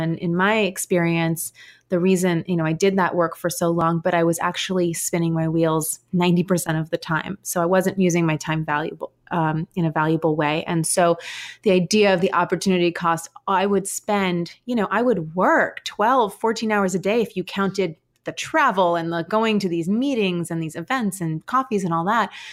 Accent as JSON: {"language": "English", "town": "New York City", "region": "New York", "country": "United States", "tie": "born or raised there", "also_born_or_lived": "Williamsburg, Brooklyn", "said": "I grew up in Manhattan"}